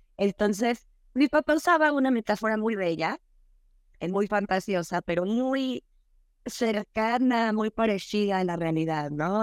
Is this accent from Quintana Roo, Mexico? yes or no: no; Veracruz, Mexico; soy mexicana, nací en Veracruz.